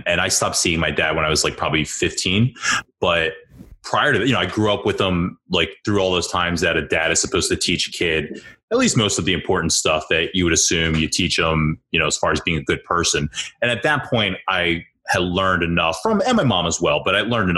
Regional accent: Ambler, Pennsylvania, United States; I grew up in South Ambler

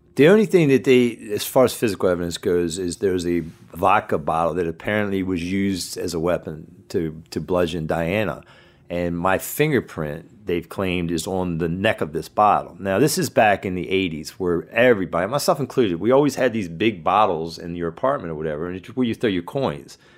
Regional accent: Churchville, Maryland, United States; I grew up in a small town called Churchville's. It's in Harford County, in between two bigger towns that folk would know, Bel Air and Aberdeen

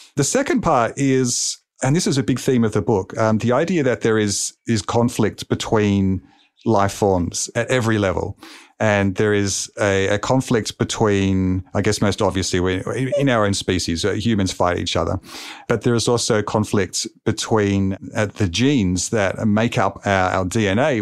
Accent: Melbourne, Victoria, Australia; here in my hometown of Melbourne, Australia

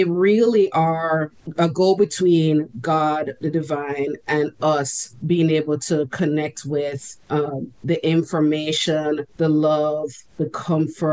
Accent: Jamaica; moved away; growing up in Jamaica, we get a lot of ghost stories as children

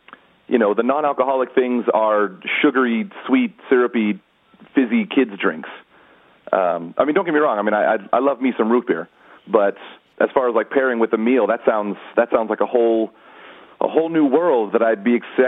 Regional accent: California, United States; I'm from California

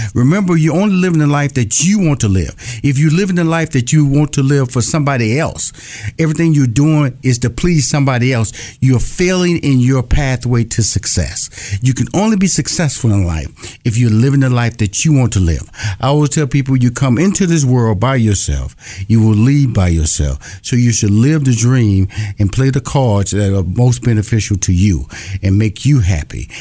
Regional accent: Houston, Texas, United States; born or raised there; moved away; also born or lived in Los Angeles, California

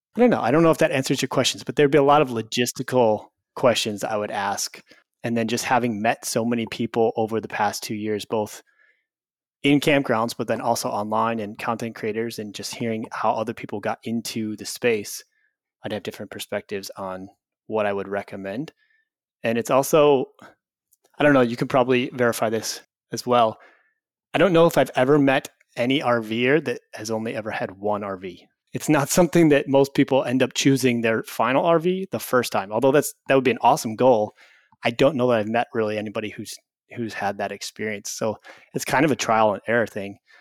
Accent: Illinois, United States; moved away; I grew up in Illinois

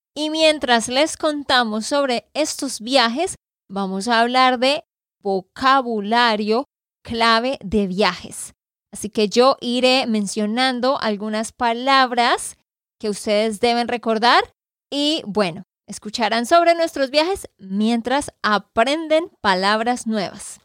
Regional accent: Santander, Colombia; de Santander, Colombia

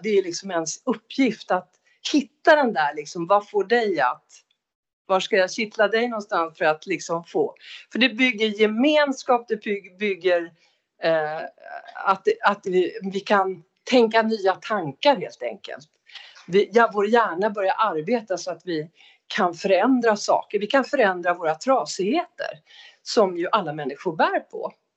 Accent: Umeå, Västerbotten County, Sweden; Jag är född i Umeå 1960

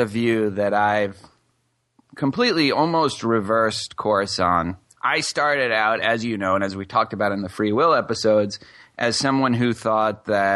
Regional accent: Brookline, Massachusetts, United States; now in Houston, United States; I grew up in Brookline, Massachusetts

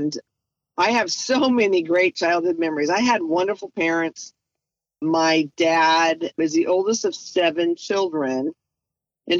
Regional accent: Delano, California, United States; also born or lived in Camp Pendleton, California; we moved to my dad's hometown, Delano, California. So I was born in California, raised in California, and I still live about 30 miles from that childhood home

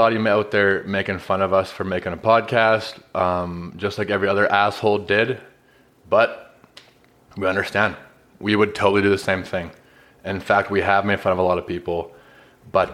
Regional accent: Indus, Alberta, Canada; moved away as an adult; now in Calgary, Canada; I'm from Indus, which is just southeast of Calgary.

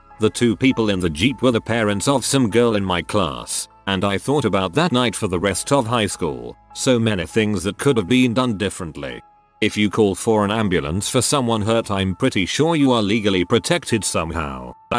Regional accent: Maryland, United States; I grew up in Maryland.

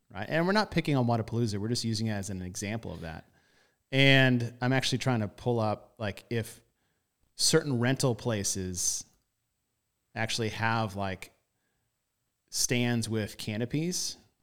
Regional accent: United States; I am American

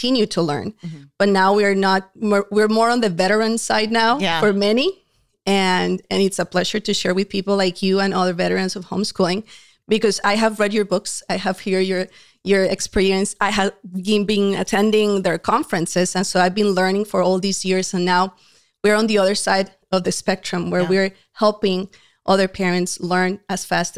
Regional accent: Colombia; moved away; We are a Hispanic family. My husband is from Uruguay originally. I came from Colombia. More than 20 years ago, we moved to this country and we met at church.

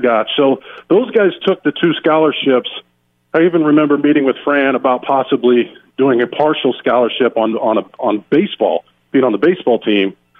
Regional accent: Winfield, Iowa, United States; I grew up in Winfield, Iowa, um, a town of 1,000

